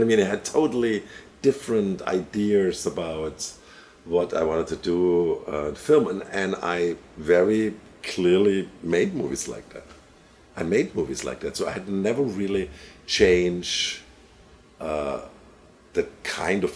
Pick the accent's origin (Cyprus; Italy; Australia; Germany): Germany; moved away; I grew up in Germany